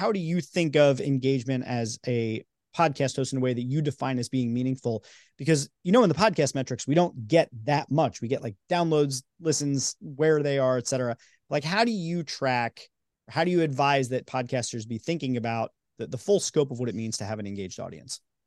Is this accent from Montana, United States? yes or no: no; New York, United States; moved away; I'm from New York